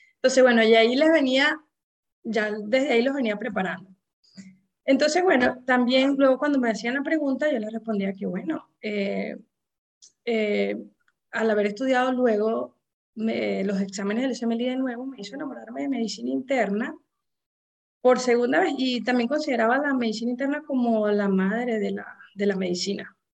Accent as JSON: {"language": "Spanish", "country": "Venezuela", "moved": "as an adult", "lives_now": "United States", "said": "cada vez vamos a ser más, más venezolanos en, este sistema de, médico eh, en los Estados Unidos"}